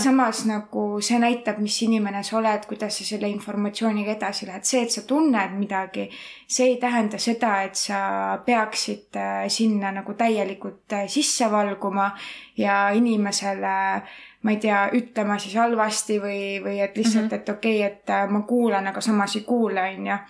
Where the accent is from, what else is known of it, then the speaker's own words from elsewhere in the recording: Estonia; accent: Estonian-English; mul on ka aktsent, aga mul ongi eesti